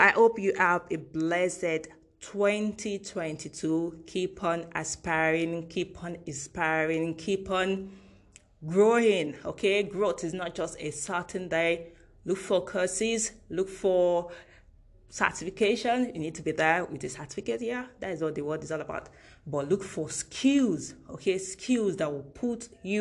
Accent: Nigeria; as a Nigerian

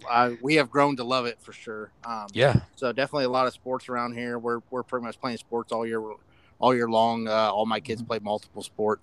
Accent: Oklahoma, United States; I grew up small town Oklahoma, avid sports fan.

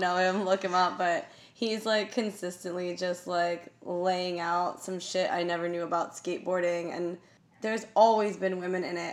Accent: United States; I'm super American

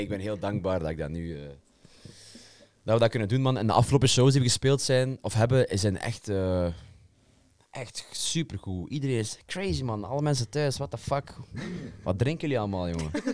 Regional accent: Belgium; mij als Belg

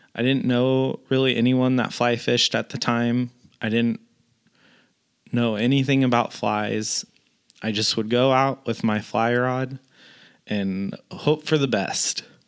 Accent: Northern California, United States; moved away as an adult; also born or lived in Washington; now in Southern California, United States; I grew up in Northern California

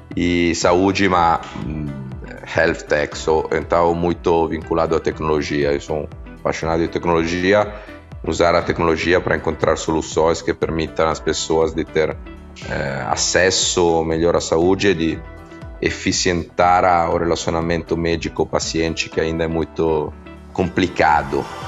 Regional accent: Italy; Portuguese is a second language; also born or lived in São Paulo, Brazil; sou italiano

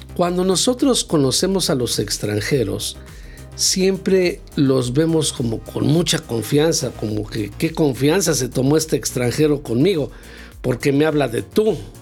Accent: Mexico; nosotros como mexicanos

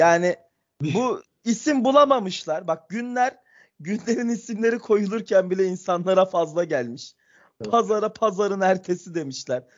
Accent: Ankara, Turkey; Ben Ankaralıyım

